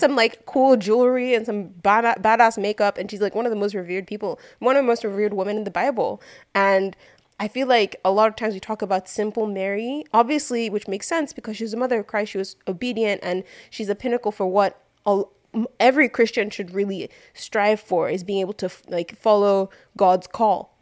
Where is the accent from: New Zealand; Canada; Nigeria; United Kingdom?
Nigeria; we grew up in Nigeria